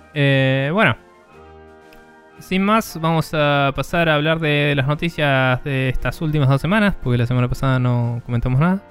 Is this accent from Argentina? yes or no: yes; Argentina; nuestro país